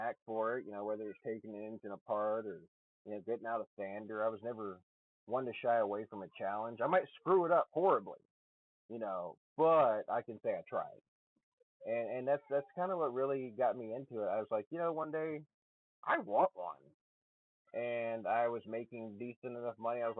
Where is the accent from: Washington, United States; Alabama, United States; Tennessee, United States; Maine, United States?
Alabama, United States; moved away as an adult; also born or lived in Nevada / Oregon; now in Pacific Northwest, United States; I'm in the Pacific Northwest now, but I am from Alabama originally.